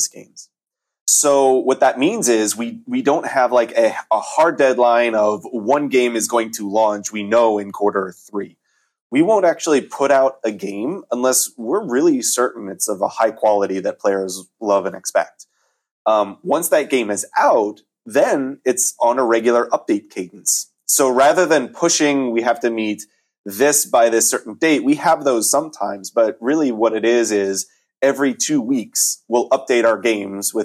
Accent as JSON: {"language": "English", "region": "Montana", "country": "United States", "moved": "yes", "said": "my home state of Montana"}